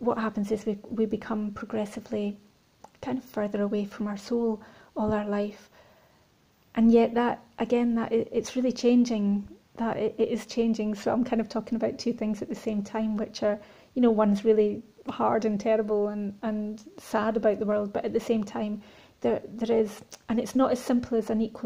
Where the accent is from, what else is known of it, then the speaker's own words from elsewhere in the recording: Scotland, United Kingdom; growing up in Scotland and rurally